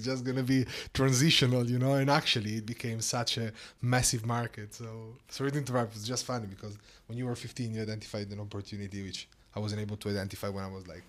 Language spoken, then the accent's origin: English; Italy; I grew up in Italy